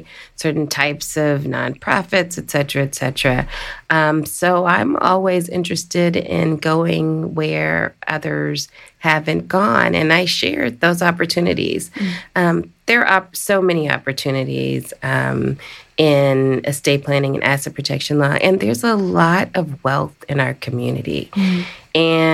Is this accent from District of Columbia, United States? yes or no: yes; Washington, District of Columbia, United States; the District of Columbia, my hometown